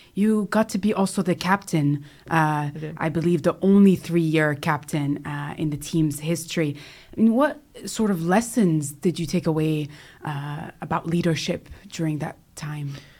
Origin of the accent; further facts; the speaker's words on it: California, United States; I was born in California